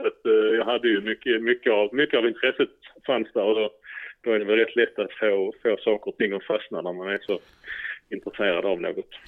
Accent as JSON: {"language": "Swedish", "region": "Skåne", "country": "Sweden", "said": "bosatt i Skåne och kommer från Skåne"}